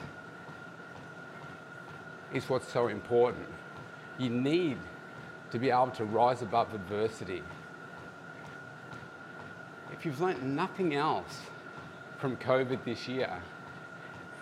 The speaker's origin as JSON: {"language": "English", "town": "Melbourne", "region": "Victoria", "country": "Australia", "tie": "born or raised there", "said": "here in my hometown"}